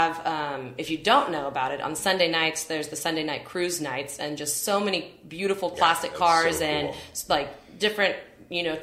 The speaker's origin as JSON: {"language": "English", "town": "Fresno", "region": "California", "country": "United States", "also_born_or_lived": "New York / San Francisco", "moved": "as an adult", "said": "I'm from Fresno"}